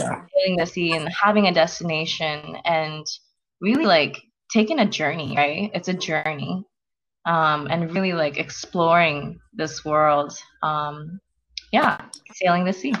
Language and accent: English; South Korea; now in United States